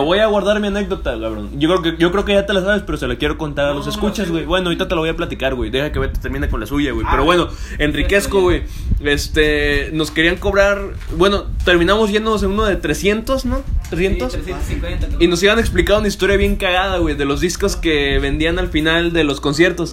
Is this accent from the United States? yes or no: no; Mexico; aquí en mi país, cabrón, del orgulloso que me sentía ser mexicano